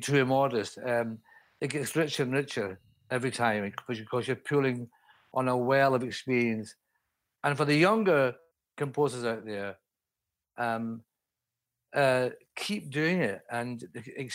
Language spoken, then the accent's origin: English; Scotland, United Kingdom; now in London, United Kingdom; up in Scotland, in my home country